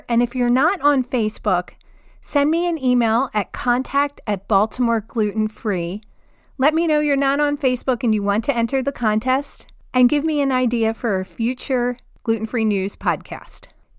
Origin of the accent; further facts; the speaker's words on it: New Jersey, United States; I grew up in New Jersey, the land of pizza parlors on every corner.